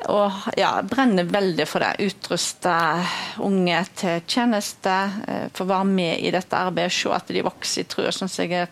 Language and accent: Norwegian; Skjold, Rogaland, Norway; now in Bømlo, Norway; kommer fra Skjold, men jeg har bodd 30 eh, år på